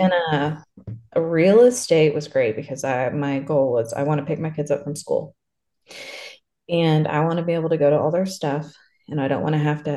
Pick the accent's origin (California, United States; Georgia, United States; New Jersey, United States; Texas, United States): Texas, United States; Lubbock; I'm from Lubbock